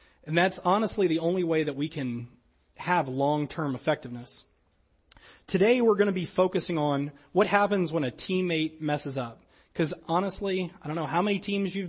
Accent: Louisiana, United States; I was pretty much Braves fan growing up in Louisiana because we didn't have a team

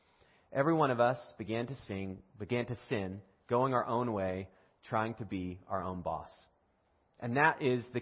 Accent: United States; I'm from America

